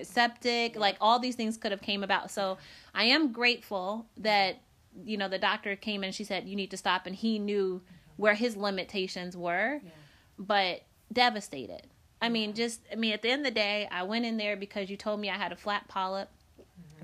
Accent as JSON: {"language": "English", "town": "Decatur", "region": "Illinois", "country": "United States", "tie": "born or raised there", "moved": "yes", "said": "I came from Decatur, Illinois. I'm born and raised there."}